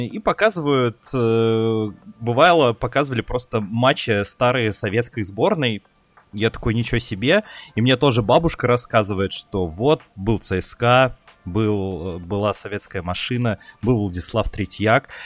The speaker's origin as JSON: {"language": "Russian", "town": "Ryazan", "region": "Ryazan Oblast", "country": "Russia", "tie": "born or raised there", "said": "у меня в детстве в Рязани ловило 7 каналов"}